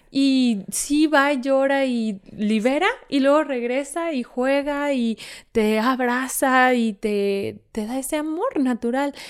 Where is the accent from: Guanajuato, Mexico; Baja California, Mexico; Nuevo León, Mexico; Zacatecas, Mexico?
Zacatecas, Mexico; Fresnillo; yo que soy de Fresnillo